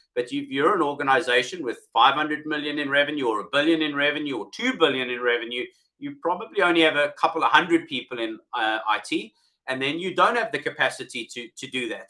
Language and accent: English; South Africa; accent: South African; moved away as an adult; now in United Kingdom; originally from South Africa, as you can hear from my accent, although I've been in the UK now for um, 12 years